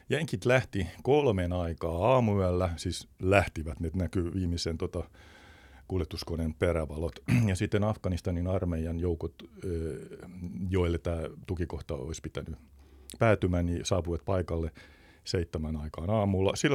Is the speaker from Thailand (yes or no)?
yes; Thailand; first language Thai; Vietin äh, nuoruuteni kaakkoisasia Taimaassa ja tuota, tai on mun toinen äidinkieli itse asiassa.